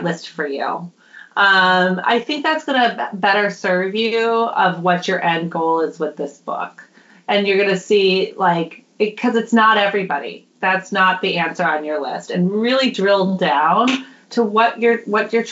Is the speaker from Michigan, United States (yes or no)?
no; Minnesota, United States; now in Oakland, United States; I'm from Minnesota originally